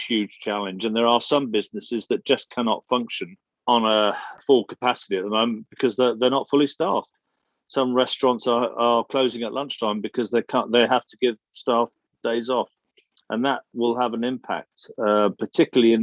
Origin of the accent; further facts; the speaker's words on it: England, United Kingdom; you're English